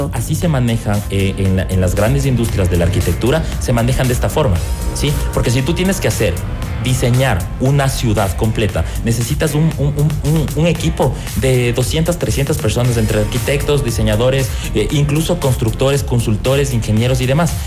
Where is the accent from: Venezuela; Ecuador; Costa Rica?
Ecuador; como diseñadores ecuatorianos